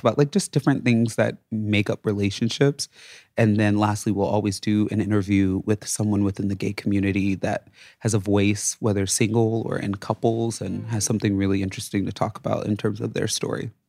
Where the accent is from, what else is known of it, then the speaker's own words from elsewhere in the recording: Las Vegas, Nevada, United States; moved away as an adult; also born or lived in Reno, Nevada / Tampa Bay, Florida; now in New York, United States; I was born and raised in Vegas, went to college in Reno, family moved to Atlanta when I was in like my sophomore year of college